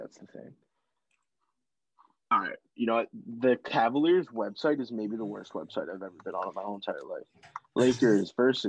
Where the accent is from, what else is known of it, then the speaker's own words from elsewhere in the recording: Boston, Massachusetts, United States; we are from Boston.